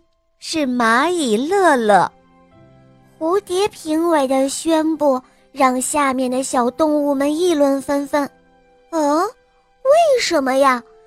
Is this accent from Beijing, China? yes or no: yes; Beijing, China; 我来自北京你，我六岁了